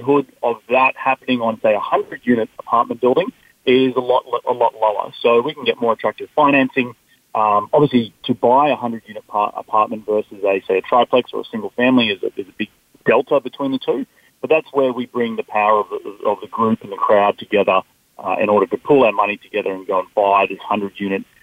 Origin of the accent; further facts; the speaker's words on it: Australia; moved away as an adult; now in United States; I'm not originally from America. I'm from down under, and I moved to the United States about 7 years ago